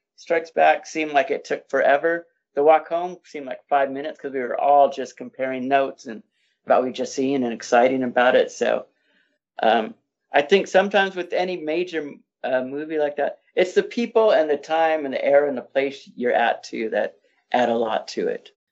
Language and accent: English; Inland Empire, Southern California, United States; I grew up in the Inland Empire region of, uh, Southern California